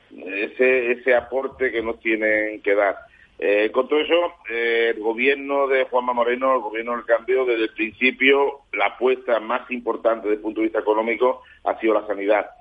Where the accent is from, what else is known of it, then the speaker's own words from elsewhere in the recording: Andalusia, Spain; a mí me duele personalmente como andaluz